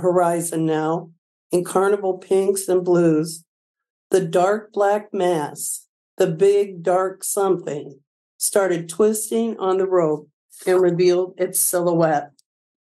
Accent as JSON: {"language": "English", "town": "Milledgeville", "region": "Illinois", "country": "United States", "tie": "born or raised there", "moved": "as an adult", "lives_now": "Belleville, United States", "said": "I grew up in Milledgeville, a little town of about 1,000 folks in the northwest corner of Illinois"}